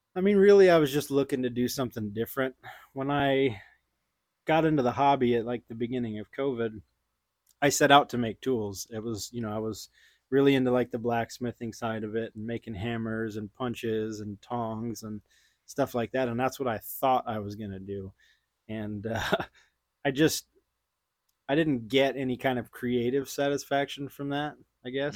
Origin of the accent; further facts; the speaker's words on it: Houston, Texas, United States; also born or lived in Austin, Texas; I grew up in Houston